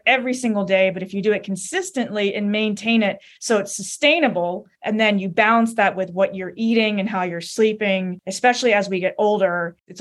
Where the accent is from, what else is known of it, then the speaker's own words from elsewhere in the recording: Connecticut, United States; also born or lived in Seoul, South Korea; I was raised in a very small rural town in Connecticut and had a very nice, you know, normal childhood.